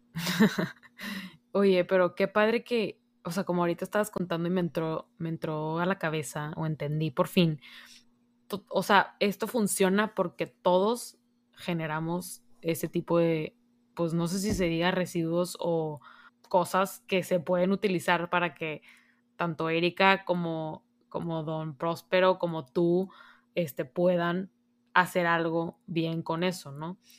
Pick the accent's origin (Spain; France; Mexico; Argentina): Mexico; Monterrey, Nuevo León; tú y yo que somos aquí de Monterrey